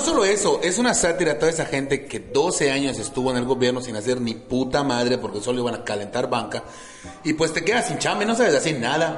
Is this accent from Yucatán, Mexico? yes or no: yes; Mérida, Yucatán, Mexico; soy un yucateco orgullosamente yucateco, orgullosamente meridano